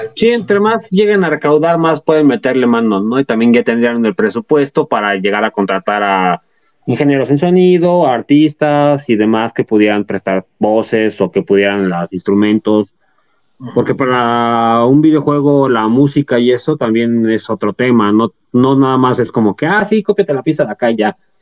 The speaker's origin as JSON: {"language": "Spanish", "country": "Mexico", "said": "si somos mexicanos"}